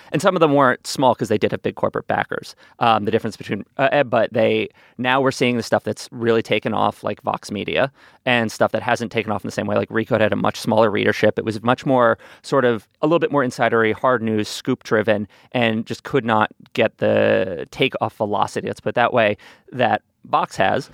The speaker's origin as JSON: {"language": "English", "region": "New York", "country": "United States", "tie": "born or raised there", "said": "I did have a neighbor growing up on the Upper West Side in New York"}